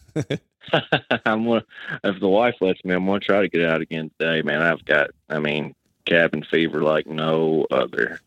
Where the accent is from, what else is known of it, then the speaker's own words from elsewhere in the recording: Western Kentucky, United States; I'm from Western Kentucky